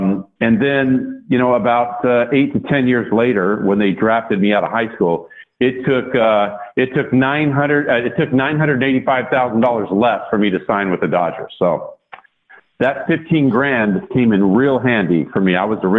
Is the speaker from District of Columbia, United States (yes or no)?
no; Sacramento, California, United States; Of course, growing up in Sacramento, those games, a mere 86 miles from Candlestick Park, you couldn't see those.